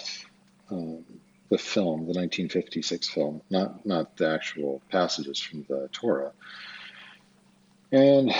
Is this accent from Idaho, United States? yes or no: yes; Twin Falls, Idaho, United States; I was born on April 15th, 1974 in Twin Falls, Idaho at Magic Valley Regional Medical Center